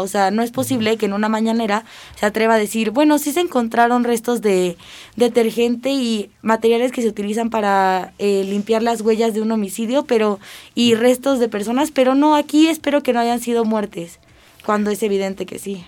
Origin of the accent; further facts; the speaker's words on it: Mexico; nosotros como ciudadanos y como mexicanos